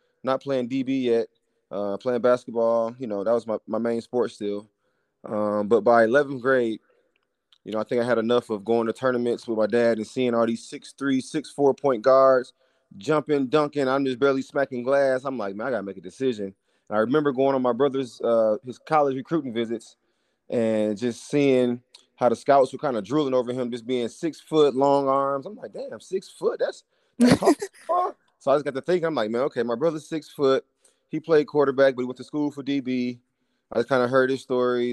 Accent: Flint, Michigan, United States; moved away as an adult; also born or lived in Kansas City / Dallas; I grew up in Flint, Michigan, playing basketball

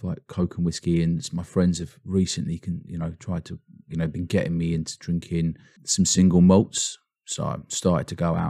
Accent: Norwich, East of England, United Kingdom; I'm from Norwich, yeah. But I didn't actually grow up in Norwich. That's why I haven't got a Norfolk accent.

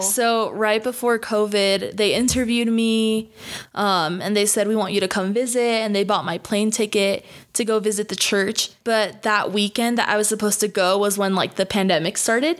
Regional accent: New York, United States; moved away as an adult; also born or lived in Dallas, Texas; I grew up in New York

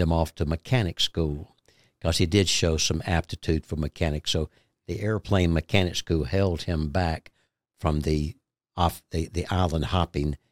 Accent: Georgia, United States; we came back into my hometown in Georgia

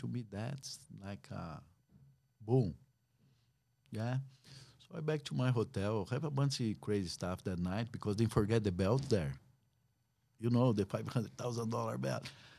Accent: Brazil; English is a second language; now in United States; because when I moved from Brazil, I say, man, I'm done with MMA.

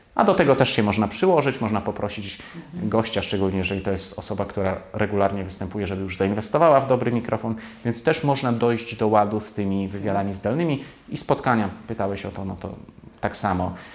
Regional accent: Poland; jestem stąd, znam ten język, tę kulturę

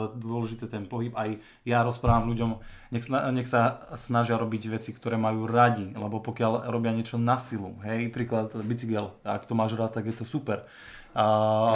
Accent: Hriňová, Banská Bystrica Region, Slovakia; pochádzam z Riňovej

